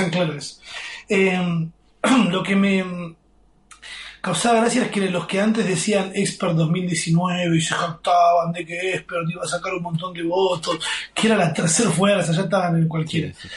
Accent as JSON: {"language": "Spanish", "region": "Buenos Aires Province", "country": "Argentina", "tie": "born or raised there", "also_born_or_lived": "Palermo, Buenos Aires", "lives_now": "Buenos Aires, Argentina", "said": "nosotros venimos de un barrio que se llama Tordera, que es el conurbano"}